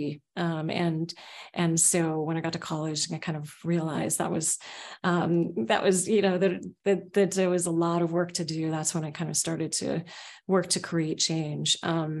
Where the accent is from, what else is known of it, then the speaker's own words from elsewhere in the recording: Seattle, Washington, United States; also born or lived in Oakland, California; I grew up in Oakland, California, and then in Seattle, in the south part of Seattle.